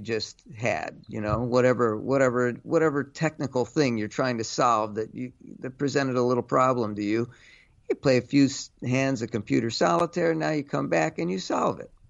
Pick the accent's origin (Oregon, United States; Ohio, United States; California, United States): Ohio, United States; Cleveland; now in New York, United States; I grew up in Cleveland